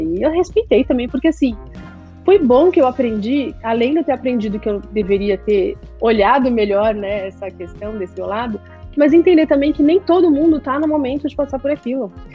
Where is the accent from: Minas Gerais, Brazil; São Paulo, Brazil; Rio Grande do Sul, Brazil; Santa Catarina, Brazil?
São Paulo, Brazil; now in Miami, United States; eu cresci, nasci na Vila Madalena